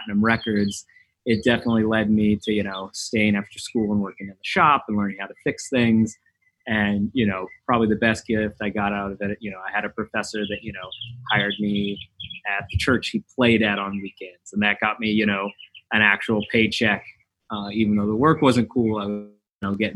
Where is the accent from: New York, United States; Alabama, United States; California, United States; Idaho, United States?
California, United States; Riverside County, Inland Empire, Southern; now in Miami, United States; I grew up in Southern California, kind of Riverside County, Inland Empire